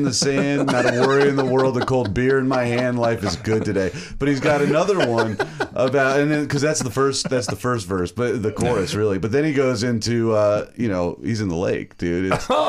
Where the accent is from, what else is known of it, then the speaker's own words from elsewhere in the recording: the South, United States; I'm from the South too